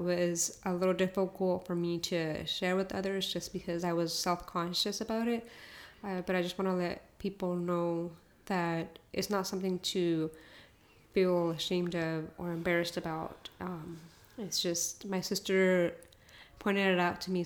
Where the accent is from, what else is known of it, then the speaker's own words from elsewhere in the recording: United States; first language Spanish; English is a second language; I was born here in the U.S.